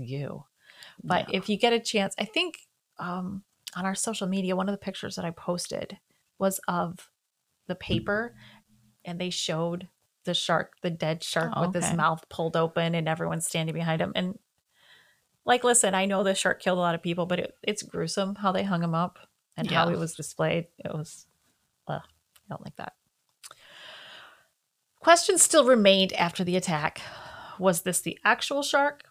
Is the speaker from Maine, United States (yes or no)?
no; Florida, United States; I'm a Florida girl